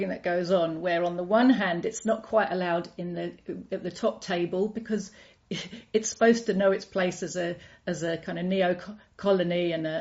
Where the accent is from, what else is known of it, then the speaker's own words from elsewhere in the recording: United Kingdom; I grew up in Britain